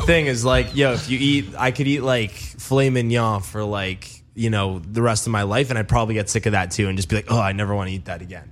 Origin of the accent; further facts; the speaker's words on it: Mississauga, Ontario, Canada; born or raised there; moved away as an adult; also born or lived in Toronto; now in Los Angeles, United States